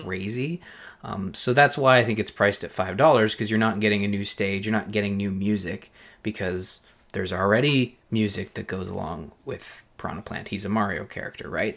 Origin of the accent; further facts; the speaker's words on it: Belleville, Ontario, Canada; up in Belleville, my hometown